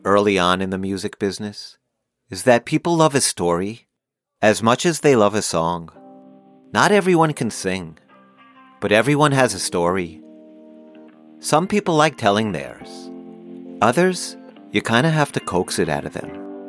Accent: Long Island, New York, United States; now in Kingston, Jamaica; No, I'm not from Kingston. I'm actually from Long Island, New York. I'm just working there now.

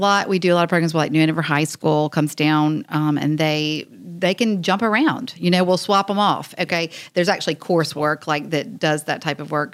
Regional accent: Wilmington, North Carolina, United States; I'm originally born and raised in Wilmington, so I love Wilmington

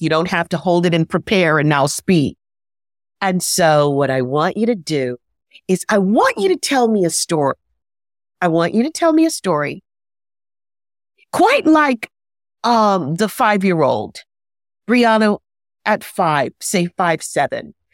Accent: New York City, New York, United States; I'm from New York City

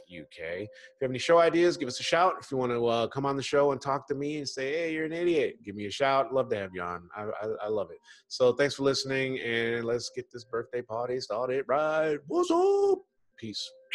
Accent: Michigan, United States; moved away; also born or lived in New York; I'm really from Michigan

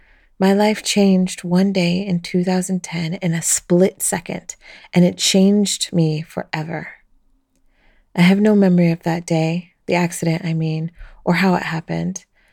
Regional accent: Ecuador; also born or lived in Colombia / United States; now in Belgium; a single mother of three adult children and a grandma of two. I was born in Colombia 54 years ago, raised in Ecuador and the USA, and I now live in Belgium, the country I call home.

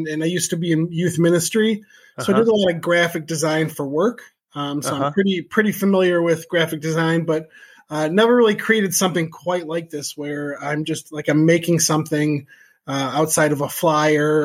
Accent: Chicago, Illinois, United States; moved away as an adult; also born or lived in Colorado; now in Jefferson, Wisconsin, United States; I grew up outside of Chicago

